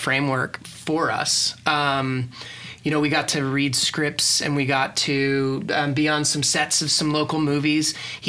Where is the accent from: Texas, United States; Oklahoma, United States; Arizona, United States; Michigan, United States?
Oklahoma, United States; moved away as an adult; also born or lived in Los Angeles; I am from Oklahoma, as is Rachel.